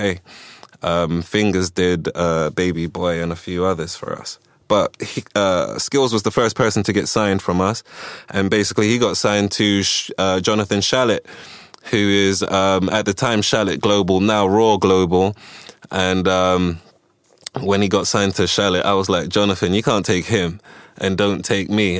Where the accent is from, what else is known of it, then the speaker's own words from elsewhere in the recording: London, United Kingdom; also born or lived in Ghana / Washington, D.C., United States / Kensington, London; we moved to the UK in 1984. I was about 6 years old. I started going to different schools